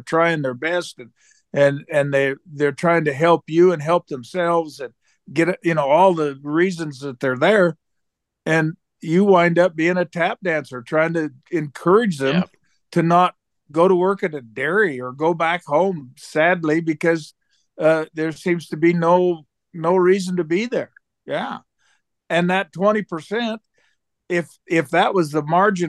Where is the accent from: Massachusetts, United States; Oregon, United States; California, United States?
Oregon, United States; moved away; I grew up in Oregon